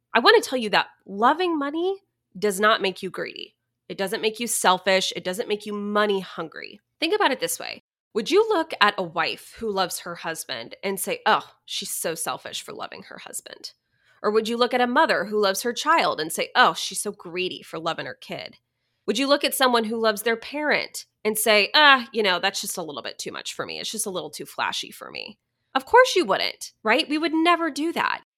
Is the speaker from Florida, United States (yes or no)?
no; Dallas area, Texas, United States; moved away; my hometown where I grew up